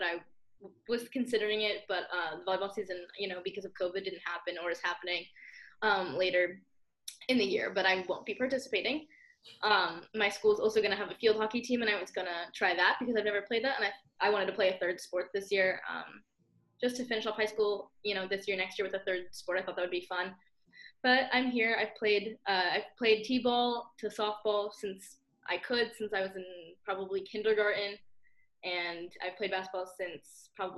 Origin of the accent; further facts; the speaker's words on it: New York, United States; as a New Yorker